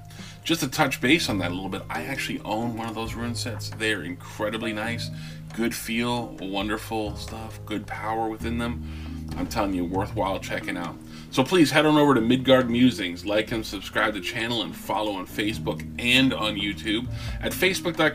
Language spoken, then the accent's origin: English; Pennsylvania, United States; moved away; I'm from Pennsylvania.